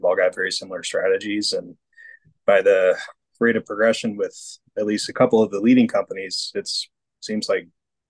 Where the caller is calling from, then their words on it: Iowa, United States; Northwest Iowa. Spending a little bit of time with family before I get back on the road again.